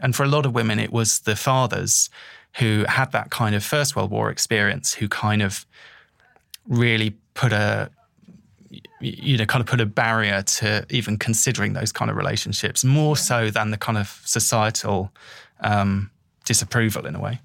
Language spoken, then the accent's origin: English; England, United Kingdom; I was going there as someone from the mainland, you know, going there as an English person